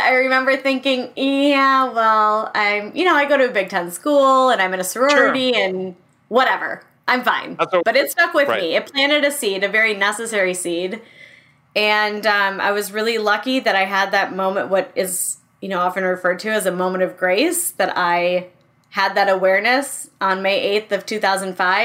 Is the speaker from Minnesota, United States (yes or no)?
yes; Minneapolis, Minnesota, United States; also born or lived in Madison, Wisconsin; I grew up in the Twin Cities.